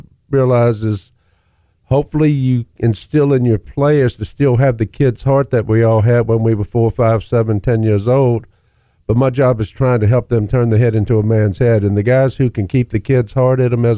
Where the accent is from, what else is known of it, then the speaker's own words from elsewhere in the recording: Virginia, United States; I grew up in Virginia